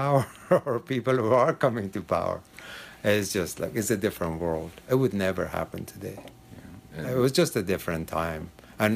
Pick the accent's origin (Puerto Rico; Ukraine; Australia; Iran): Iran; moved away as an adult; now in San Francisco, United States; I came from Iran. I heard about this place in 1969. And I hitchhiked from Iran to come here.